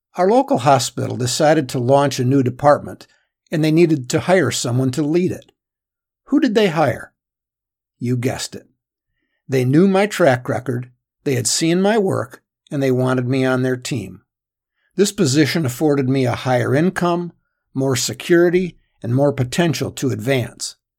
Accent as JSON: {"language": "English", "region": "Michigan", "country": "United States", "tie": "born or raised there", "said": "a small firm in my hometown in Michigan"}